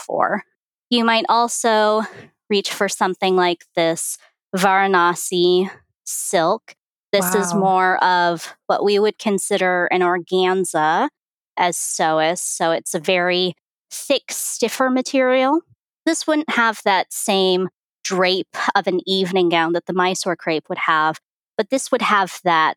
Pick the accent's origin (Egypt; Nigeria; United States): United States; California; now in Phoenix, United States; I'm based in Phoenix, Arizona, although really I'm a California girl at heart